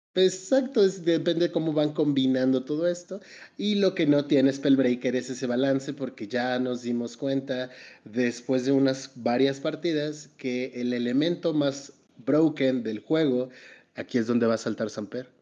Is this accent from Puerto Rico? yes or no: no; Mexico; como mexicano